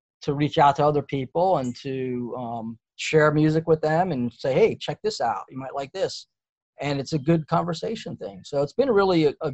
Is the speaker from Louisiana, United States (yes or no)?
no; Davie, Florida, United States; now in Knoxville, United States; I grew up in Davie, Florida